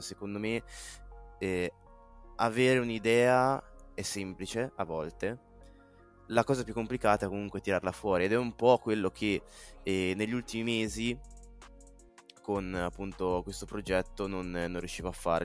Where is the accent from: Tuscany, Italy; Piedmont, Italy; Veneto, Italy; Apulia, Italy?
Tuscany, Italy; Carrara; vengo da Carrara